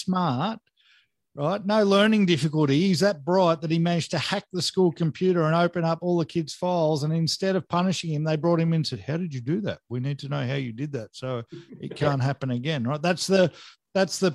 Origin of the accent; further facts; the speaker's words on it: Australia; I grew up in Warrnambool